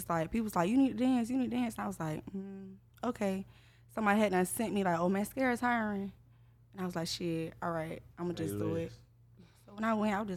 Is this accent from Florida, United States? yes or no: yes; Jacksonville, Florida, United States; from Jacksonville, Florida. Born and raised.